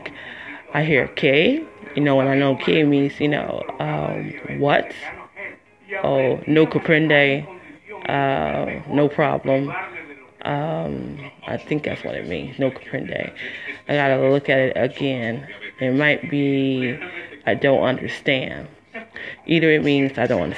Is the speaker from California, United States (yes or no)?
no; Detroit, Michigan, United States; moved away as an adult; also born or lived in Las Vegas, Nevada; I'm from Detroit, Michigan